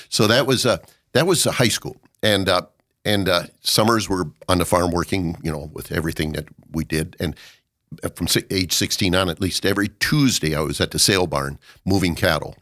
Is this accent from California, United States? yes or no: no; Watertown, South Dakota, United States; I was born in Watertown, South Dakota.